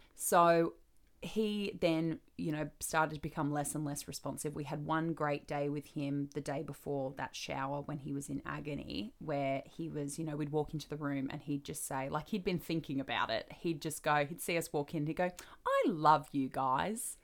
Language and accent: English; Australia; I'm becoming American, apparently, for all my Australian people out there